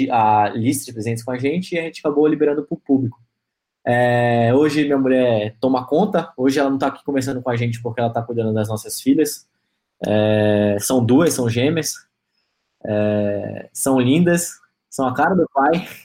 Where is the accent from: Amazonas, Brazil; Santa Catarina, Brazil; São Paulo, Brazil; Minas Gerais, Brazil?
Amazonas, Brazil; Manaus; ela é de Pernambuco, eu sou de Manaus